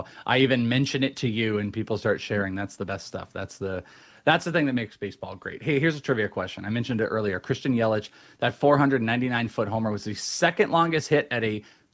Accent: Bay Area, California, United States; now in Arizona, United States; I grew up in the Bay Area

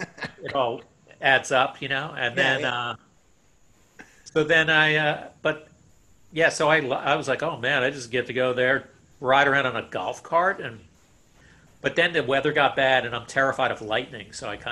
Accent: South Florida, United States; moved away as an adult; also born or lived in Bronx, New York / Upstate New York; I moved to South Florida when I was 8 and stayed there until I was like 22, 23.

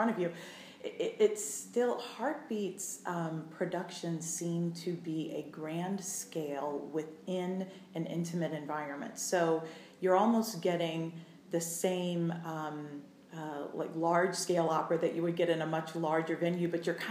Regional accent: Allegany, New York, United States; moved away as an adult; also born or lived in Indiana / Cincinnati, Ohio / Orlando, Florida; I grew up in the southern tier of New York State, a little town called Allegheny.

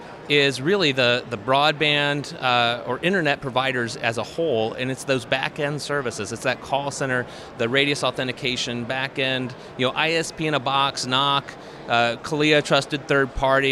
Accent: Wapakoneta, Ohio, United States; Yeah, I'm from Wapakoneta, Ohio. It's the home of Neil Armstrong and the Neil Armstrong Air and Space Museum.

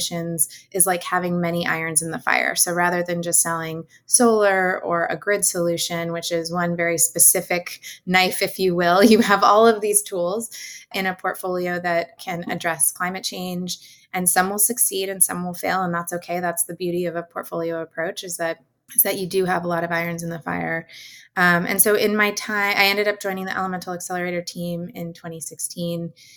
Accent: Northern California, United States; I'm from Northern California

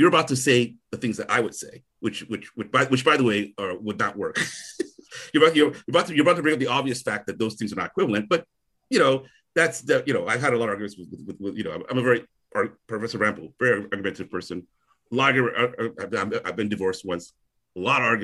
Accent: Onitsha, Anambra, Nigeria; I'm from Onitsha

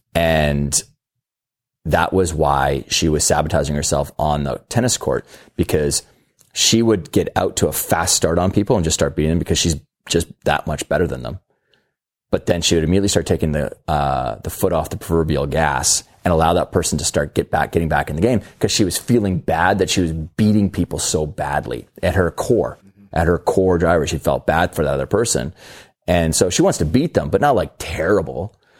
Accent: Canada; I'm Canadian

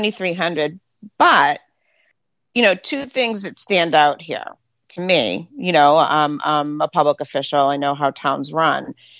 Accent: New Hampshire, United States; That's why I'm from New Hampshire, not Massachusetts.

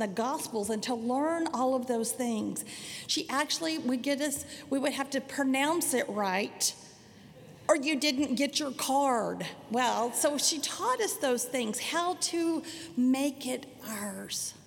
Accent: Sanger, United States; I grew up in Sanger United Methodist Church. It was a little small town

